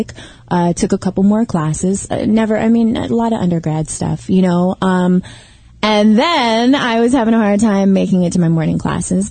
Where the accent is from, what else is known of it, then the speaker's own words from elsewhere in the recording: Texas, United States; now in Los Angeles, United States; we're from Texas.